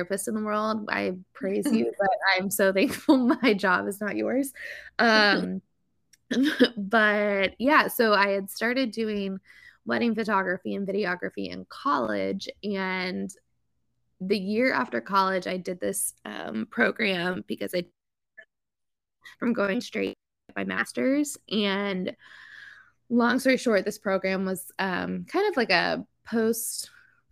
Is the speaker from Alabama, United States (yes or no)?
no; Lexington, Kentucky, United States; moved away as an adult; now in Charleston, United States; I am originally from Lexington, Kentucky, but I have called Charleston, South Carolina home for the last year or so